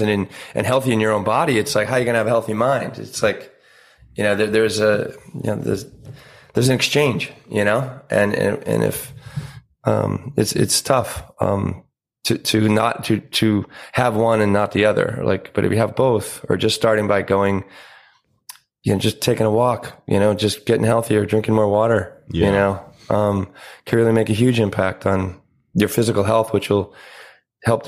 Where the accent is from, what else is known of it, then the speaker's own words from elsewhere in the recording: Pennsylvania, United States; moved away; a lot of the family is still where I grew up in Pennsylvania.